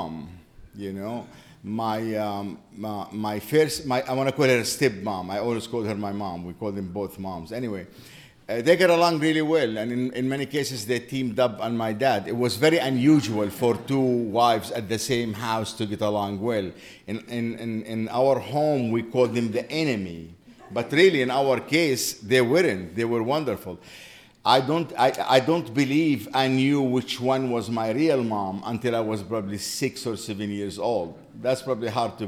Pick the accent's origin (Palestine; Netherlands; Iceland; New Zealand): Palestine; West Bank; moved away as an adult; also born or lived in Jerusalem / Qalqilya / England / Minneapolis; now in Chapel Hill, United States; I grew up in the West Bank of Jerusalem, of Jordan. It was the West Bank of Jordan.